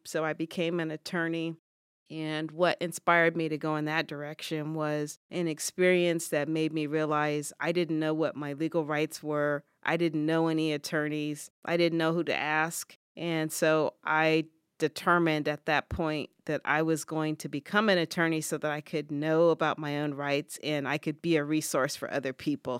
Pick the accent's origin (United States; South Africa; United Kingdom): United States; California; moved away as an adult; now in Ithaca, United States; I was born and raised in California